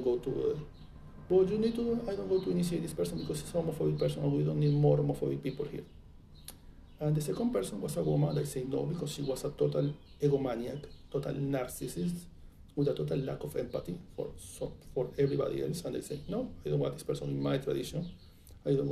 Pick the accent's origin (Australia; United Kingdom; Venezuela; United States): Venezuela; English is a second language; moved away; I come from Venezuela